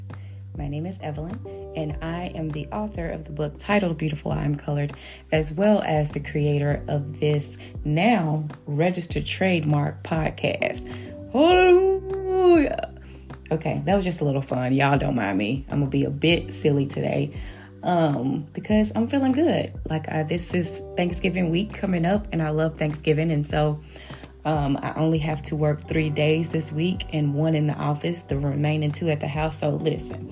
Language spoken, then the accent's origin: English; Memphis, Tennessee, United States; I'm from Memphis